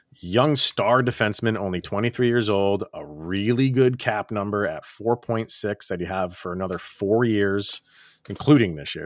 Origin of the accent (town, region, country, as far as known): Schenectady, New York, United States; born or raised there